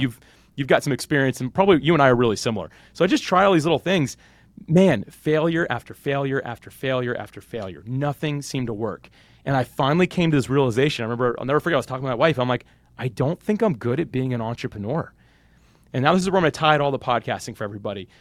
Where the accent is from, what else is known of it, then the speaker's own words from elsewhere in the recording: Jacksonville, Florida, United States; I'm actually born and raised Jacksonville, Florida, still live there today